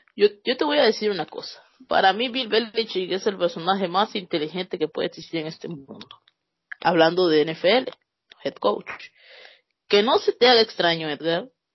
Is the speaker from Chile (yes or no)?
no; Mexico; así somos los mexicanos